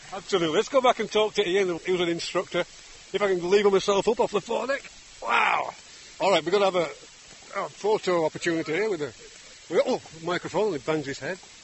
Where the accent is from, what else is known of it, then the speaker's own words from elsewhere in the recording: England, United Kingdom; I, as an Englishman